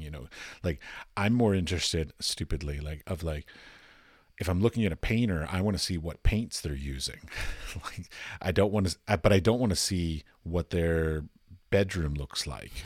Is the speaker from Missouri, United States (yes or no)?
no; Washington, District of Columbia, United States; I'm from Washington, D C